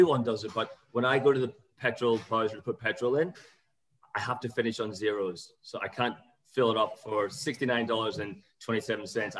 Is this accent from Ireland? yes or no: yes; Ireland; I grew up in Ireland